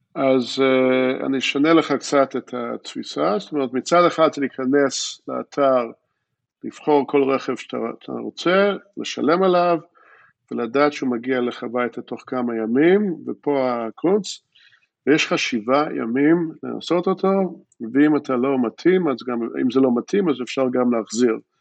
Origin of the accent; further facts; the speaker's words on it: Jerusalem, Jerusalem District, Israel; accent: American; first language English; Hebrew is a second language; also born or lived in Philadelphia, United States; באתי מפילדלפיה לירושלים, אבל לצורך העניין, אה, בגיל שמונה כבר לא זוכרים את הרוב, אז טכנית אני מפילדלפיה, אבל הרבה זמן פה בירושלים